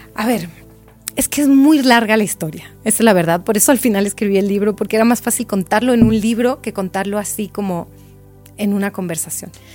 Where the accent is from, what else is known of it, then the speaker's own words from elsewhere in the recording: Mexico; now in Chile; como yo todavía no me he nacionalizado chilena, y sigo siendo mexicana